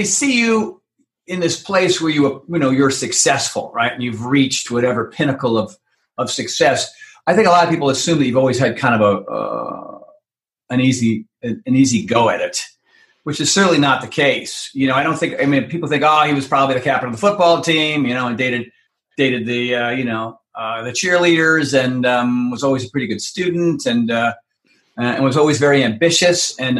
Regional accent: Minneapolis, Minnesota, United States; accent: Minneapolis; Anyway, so there's my Minneapolis accent.

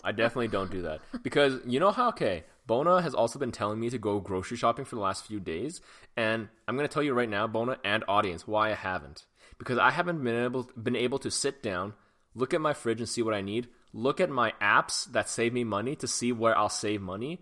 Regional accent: Canada; also born or lived in Hong Kong; when I was growing up in Canada

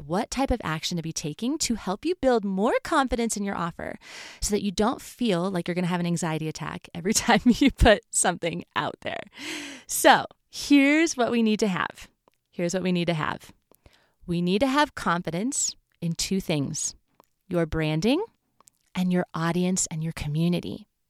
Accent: California, United States; moved away as an adult; now in Colorado, United States; I grew up in California, so there's not a real fall in California.

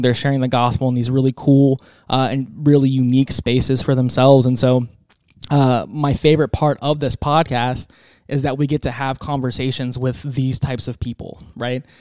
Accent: Tampa, Florida, United States; now in Texas, United States; I'm from Tampa originally

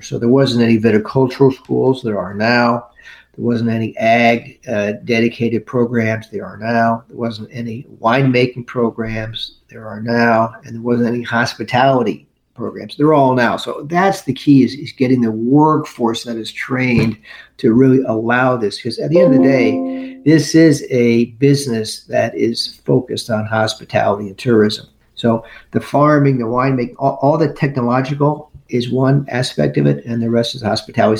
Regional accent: United States; I'm from the New York, New Jersey area

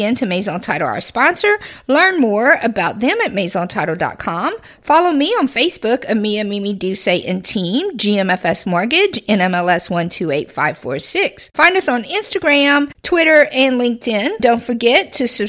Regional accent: Church Point, Louisiana, United States; I'm so proud to say I'm from Church Point

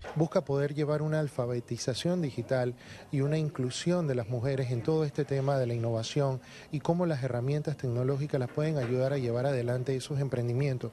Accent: Panama; Viene de mi gente, viene de mi pueblo, viene del pueblo panameño

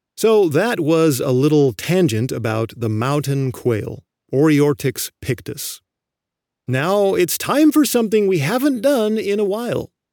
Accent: California, United States; I grew up in California

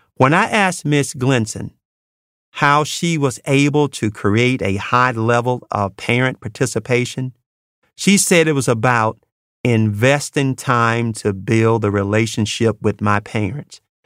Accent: Mississippi Delta, United States; moved away; I grew up in the Mississippi Delta

